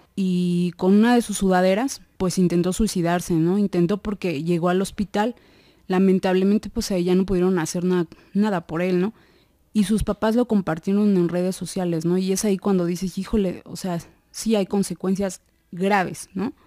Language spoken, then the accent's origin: Spanish; Mexico; nosotros como, como población mexicana